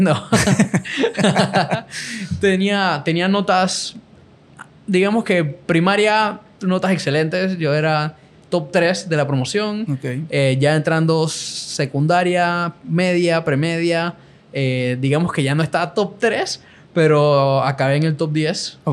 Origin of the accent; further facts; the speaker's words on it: Panama; soy de Panamá